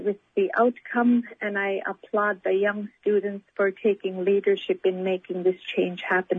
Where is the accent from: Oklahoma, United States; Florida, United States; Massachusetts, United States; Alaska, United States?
Alaska, United States; Togiak; now in Anchorage, United States; I am from Togiak, but live here in Anchorage.